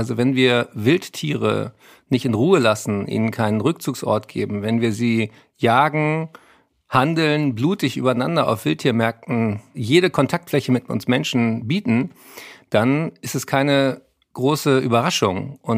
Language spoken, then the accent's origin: German; Berlin, Germany; Ich bin aber nächste Woche in Berlin. Da dürft ihr alle kommen. In Tempodrom, meine Heimatstadt